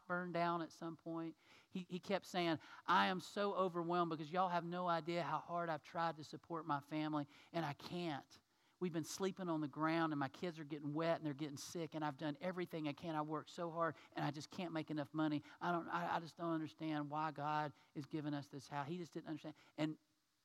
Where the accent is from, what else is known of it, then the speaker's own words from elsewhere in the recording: United States; as an American man